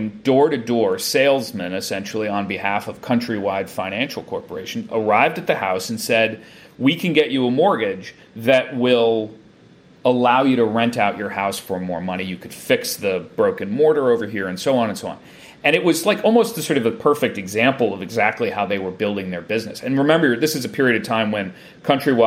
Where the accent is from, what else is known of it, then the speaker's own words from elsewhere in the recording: around New York, United States; also born or lived in Chicago; I grew up around New York a lot